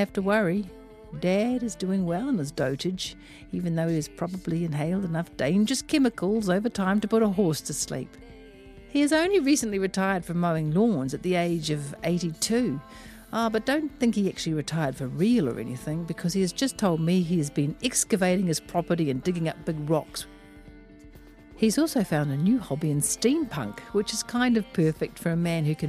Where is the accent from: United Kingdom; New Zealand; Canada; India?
New Zealand; Auckland; I am from West Auckland